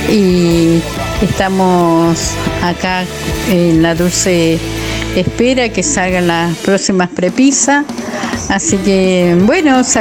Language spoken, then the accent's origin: Spanish; San Juan, Argentina; Los vengo escuchando y … de San Juan. Ahora estoy pasando San Luis y por la nosotros ruta acá para San Juan. Voy yendo para San Juan, para la casa de vuelta.